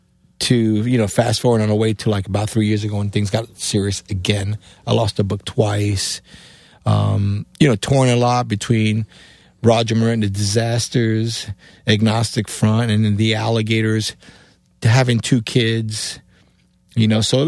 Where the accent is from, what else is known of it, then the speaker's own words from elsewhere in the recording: Cuba; English is a second language; moved away; also born or lived in New York, United States; because my accent, being A, coming from Cuba, B, in New York, this computer is like, where is this guy from, you know?